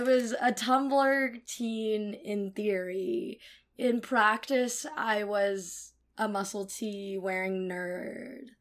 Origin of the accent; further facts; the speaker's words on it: Cupertino, California, United States; moved away as an adult; now in New York, United States; I grew up in Cupertino, California